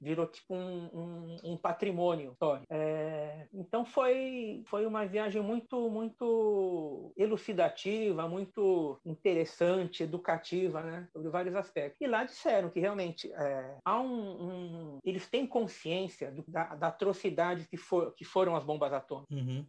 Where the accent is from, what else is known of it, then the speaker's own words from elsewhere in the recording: Brazil; somos do Brasil.